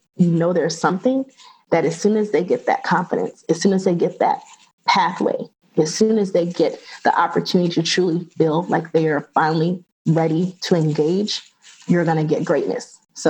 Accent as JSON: {"language": "English", "region": "the South", "country": "United States", "said": "And I'm from the South, so I know what football means to the South."}